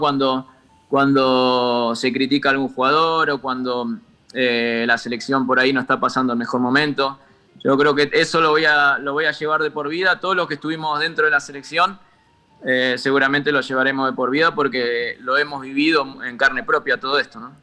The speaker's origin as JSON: {"language": "Spanish", "region": "Buenos Aires", "country": "Argentina", "tie": "born or raised there", "also_born_or_lived": "Parque Chas, Buenos Aires", "moved": "as an adult", "lives_now": "Andorra", "said": "nací ahí en Dragones"}